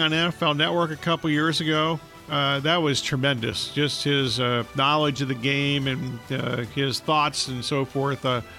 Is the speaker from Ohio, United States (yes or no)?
yes; Columbus, Ohio, United States; moved away; I grew up in Columbus listening to WLW a lot back in the day when the Reds were really good